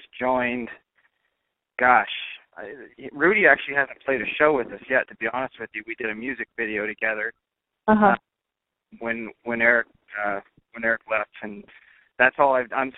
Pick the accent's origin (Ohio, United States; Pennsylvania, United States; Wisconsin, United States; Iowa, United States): Iowa, United States; now in Tennessee, United States; Born in Iowa.